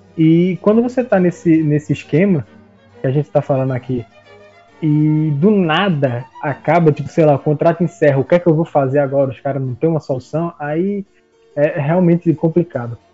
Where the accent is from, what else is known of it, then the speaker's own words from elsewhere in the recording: Recife, Pernambuco, Brazil; now in Petrolina, Brazil; eu sou de Recife, moro no interior de, de Pernambuco